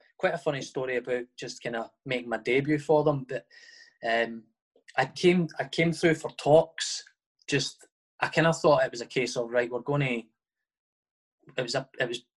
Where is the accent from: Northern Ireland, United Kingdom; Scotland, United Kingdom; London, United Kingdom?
Scotland, United Kingdom; Livingston; I was from Livingston, and it's kind of quite a mix in Livingston between sort of Edinburgh clubs and Glasgow clubs.